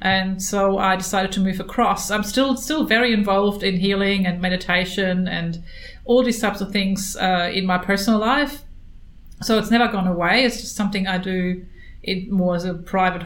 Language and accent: English; Germany; moved away as an adult; now in Australia; I'm from Germany